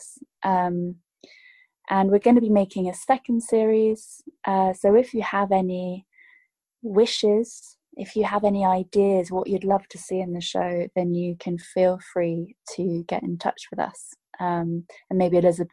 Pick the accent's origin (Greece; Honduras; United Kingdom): United Kingdom; I grew up in the United Kingdom